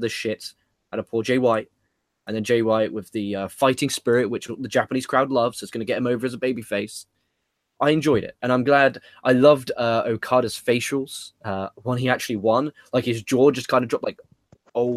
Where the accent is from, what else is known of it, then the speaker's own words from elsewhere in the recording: England, United Kingdom; as an Englishman